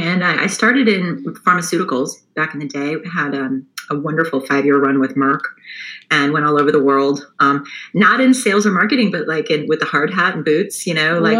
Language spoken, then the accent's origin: English; Chapel Hill, North Carolina, United States; moved away; also born or lived in upstate New York; I grew up in Chapel Hill, North Carolina.